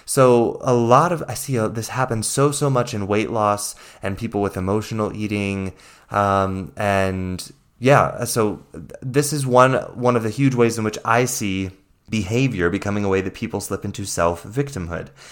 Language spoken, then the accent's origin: English; the Bible Belt, the South, United States; I grew up in the Bible Belt